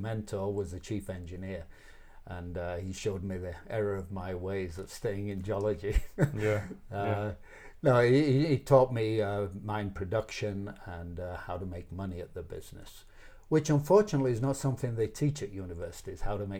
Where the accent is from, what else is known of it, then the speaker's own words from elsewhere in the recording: Yorkshire and the Humber, United Kingdom; moved away as an adult; also born or lived in Leicester, England / Canada; now in United States; I was born and brought up in Yorkshire.